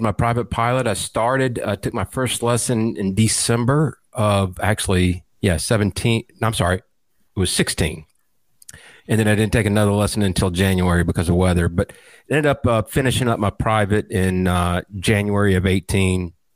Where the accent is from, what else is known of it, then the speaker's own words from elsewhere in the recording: middle Georgia, United States; also born or lived in Atlanta, Georgia; born and raised in the Atlanta area, actually grew up in a small town in middle Georgia